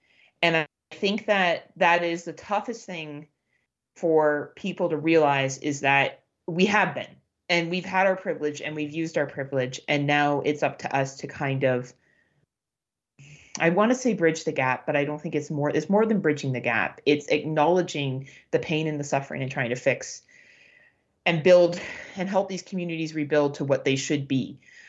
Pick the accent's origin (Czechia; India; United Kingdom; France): United Kingdom; England; now in Canada; I am a white cis female. I come from England.